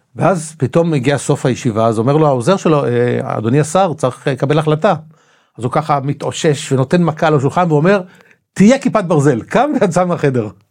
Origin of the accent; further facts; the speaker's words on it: Tel Aviv-Yafo, Tel Aviv District, Israel; also born or lived in Rishon LeZion; יליד יפו בכלל. נולדתי ביפו, גדלתי עם השנים, לא חשוב, התחתנתי, עברתי לראשון לציון